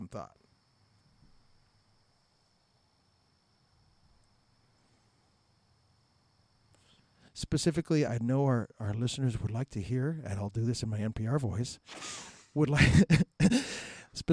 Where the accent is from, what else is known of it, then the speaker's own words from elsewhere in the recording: Tucson, Arizona, United States; my hometown, Tucson